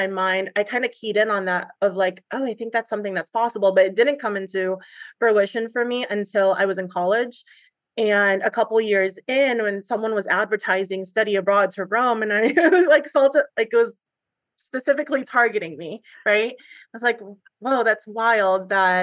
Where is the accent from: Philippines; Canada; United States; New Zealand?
Philippines; moved away; I'm an immigrant from the Philippines.